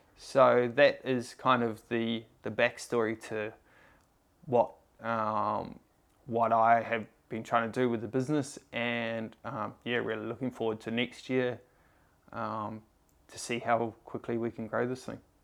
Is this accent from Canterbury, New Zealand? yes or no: no; Tauranga, Bay of Plenty, New Zealand; moved away as an adult; also born or lived in Sydney, Australia; I grew up in New Zealand in a, uh, town called Tauranga. I, uh, I moved to Sydney when I was nineteen